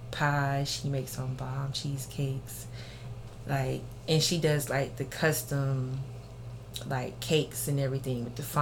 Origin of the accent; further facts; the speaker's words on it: the South, United States; Cause growing up in the South, you know, you always gonna have the same stuff over and over and over.